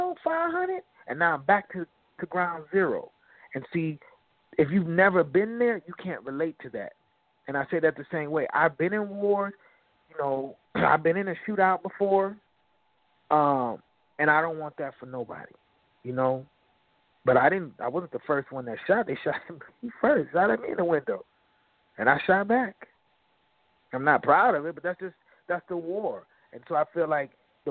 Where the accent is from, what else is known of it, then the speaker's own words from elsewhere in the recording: Aurora, Illinois, United States; my hometown, Aurora